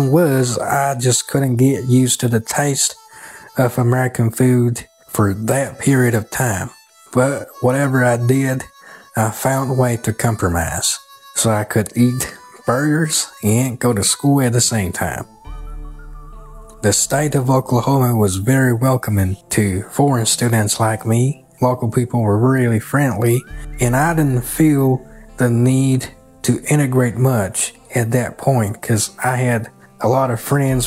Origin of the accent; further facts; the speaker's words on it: Kunming, Yunnan, China; English is a second language; moved away as an adult; also born or lived in West Texas; now in Texas, United States; I am from Kunming, Yunnan, Southwest China. And the city where I came from has the nickname of the City of Eternal Spring, meaning that the weather in my hometown is always like spring all year round